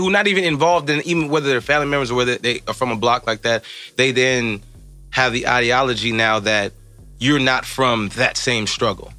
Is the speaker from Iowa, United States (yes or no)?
no; Evanston, Illinois, United States; growing up in Evanston